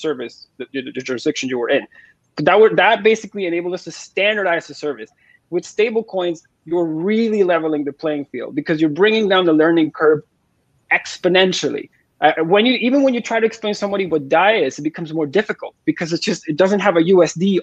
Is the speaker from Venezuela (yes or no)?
yes; Venezuela; now in Toronto, Canada; I'm from Venezuela